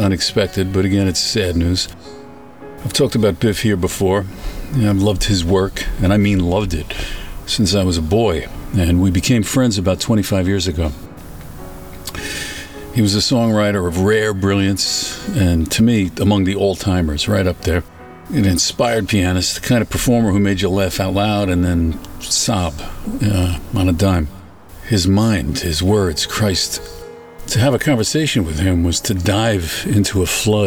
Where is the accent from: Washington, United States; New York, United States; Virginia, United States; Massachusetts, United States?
New York, United States; New York City; I was from New York.